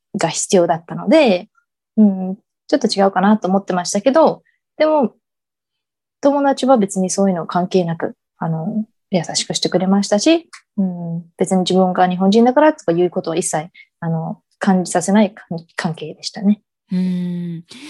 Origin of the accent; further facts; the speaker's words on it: Dallas, Texas, United States; moved away as an adult; now in Japan; 自分が生まれ育ったテキサスのダラスにいました。